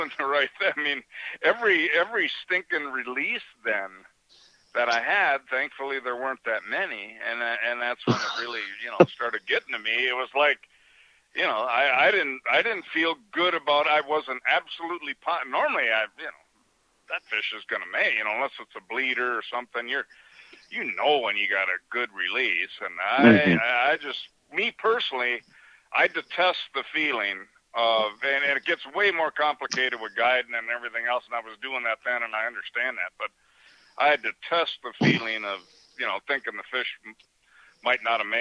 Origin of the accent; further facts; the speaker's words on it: Hayward, Wisconsin, United States; also born or lived in Chicago, Illinois; I was born in Chicago, and my parents did the greatest thing ever and got me the hell out of there when I was 6 months old, and they bought a resort in Hayward, Wisconsin